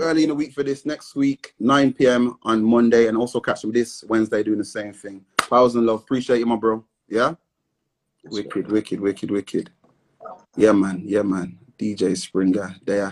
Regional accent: Midlands, United Kingdom; we're from the Midlands

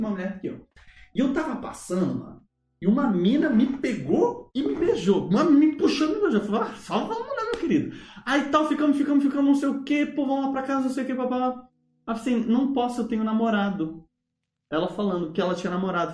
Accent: Brazil; also born or lived in United States

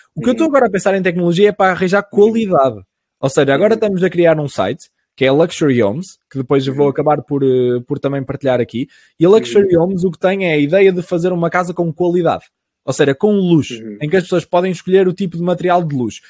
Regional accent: Caminha, Viana do Castelo, Portugal; a minha terrinha, mesmo de onde eu sou, tem 2.500 pessoas

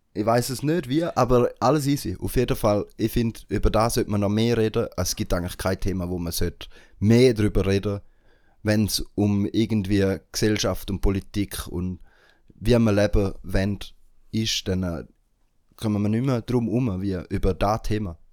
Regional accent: Switzerland; für uns als Schweizer und Schweizerinnen

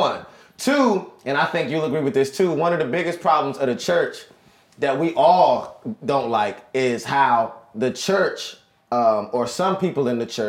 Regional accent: Washington, District of Columbia, United States; moved away as an adult; now in Orlando, United States; I'm from Washington, D.C., born and raised, moved to Orlando about five years ago now.

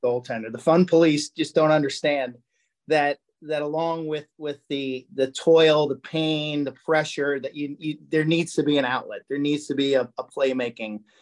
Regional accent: Lynbrook, New York, United States; I'm from Lynbrook

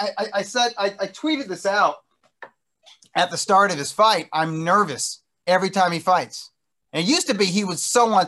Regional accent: Inglewood, California, United States; my hometown here in Inglewood

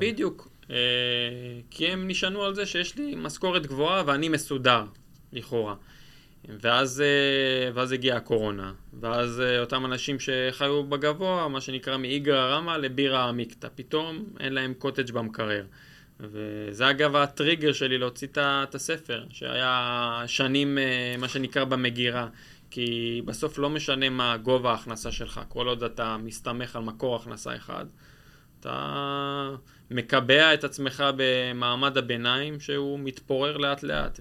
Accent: Israel; אנחנו בתור ישראלים כבר רגילים

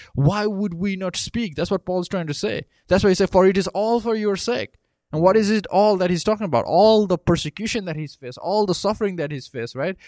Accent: Nepal; moved away as an adult; now in United States; I grew up in Nepal and then I came here thirteen years ago

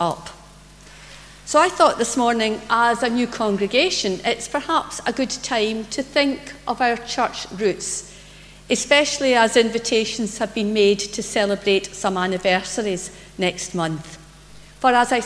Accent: Greenock, Scotland, United Kingdom; now in Paisley, United Kingdom; I was brought up in Greenock and I grew up in St Columba's Church.

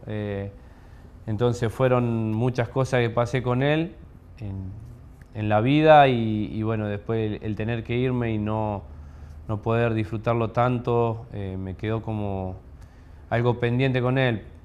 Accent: Guatimosín, Córdoba, Argentina; soy de Guatimosín, queda acá al, sur de Córdoba, al límite con Santa Fe.

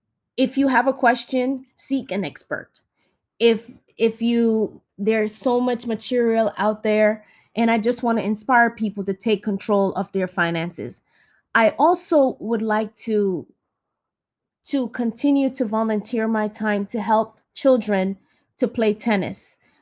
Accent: Jamaica; now in United States; When we came from Jamaica, my brother and I, we didn't know anything about the American culture.

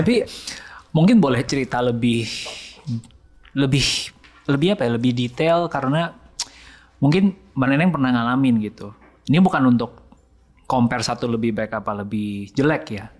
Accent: Sumatra, Indonesia; saya anak Sumatera, uh, keluarga Chinese

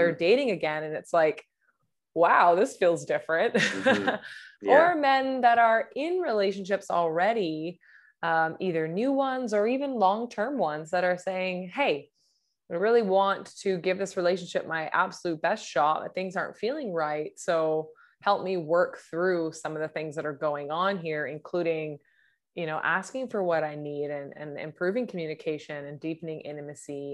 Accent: Vancouver, British Columbia, Canada; I'm from Vancouver, British Columbia, and I coach men

